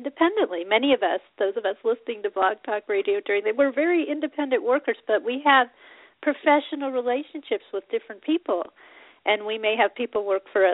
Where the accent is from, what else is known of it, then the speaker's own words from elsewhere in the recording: Colorado, United States; I grew up in Colorado